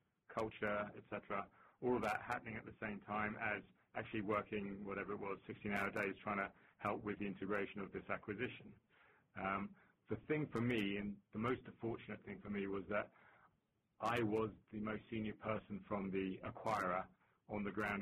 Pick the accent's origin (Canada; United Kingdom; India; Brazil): United Kingdom; London; moved away as an adult; also born or lived in Sydney, Australia; now in Boston, United States; as you can hear from my accent, I'm not actually from Boston, which is where I'm sitting at the moment. I hail from London